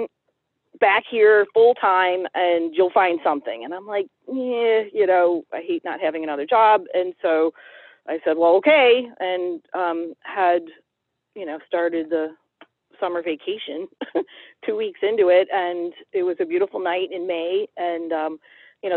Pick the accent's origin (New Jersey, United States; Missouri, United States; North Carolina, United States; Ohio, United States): Ohio, United States; Cleveland; also born or lived in Holmes County, Ohio; I was born and raised in Cleveland, Ohio